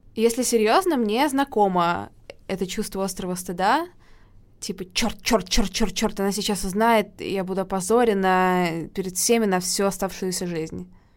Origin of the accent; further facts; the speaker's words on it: Saint Petersburg, Russia; Саша, как и я, из Питера